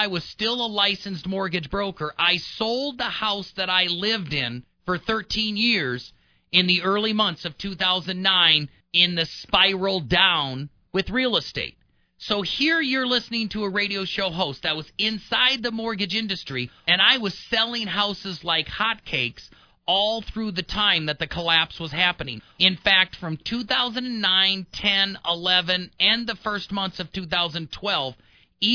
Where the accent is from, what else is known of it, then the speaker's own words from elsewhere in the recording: Midwest, United States; moved away; also born or lived in Denver; I'm from the Midwest